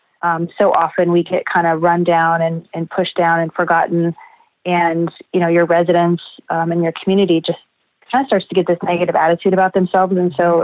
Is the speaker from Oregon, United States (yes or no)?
no; Knoxville, Iowa, United States; also born or lived in California; I was born and raised in Knoxville, Iowa